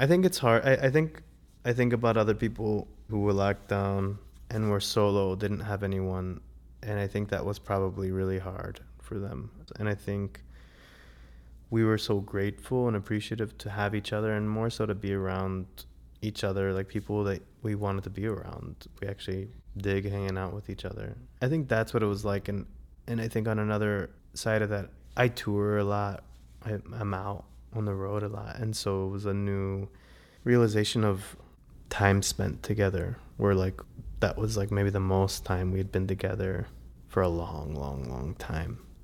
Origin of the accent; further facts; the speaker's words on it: South Florida, United States; also born or lived in Savannah, Georgia / Atlanta, Georgia / New York; now in Asheville, United States; I grew up in South Florida, and I lived in Savannah, Georgia, and I lived in Atlanta.